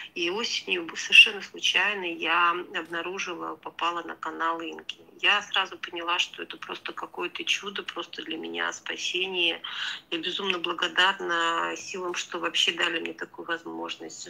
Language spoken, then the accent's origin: Russian; Georgia; я сама грузинка